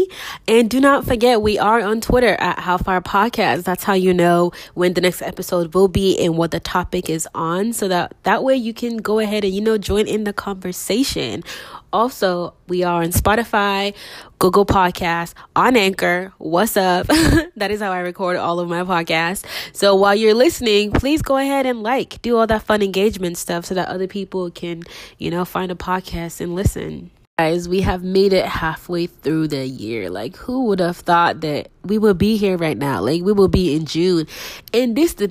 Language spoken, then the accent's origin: English; Nigeria; moved away; I'm also a Nigerian, but I don't reside in Nigeria.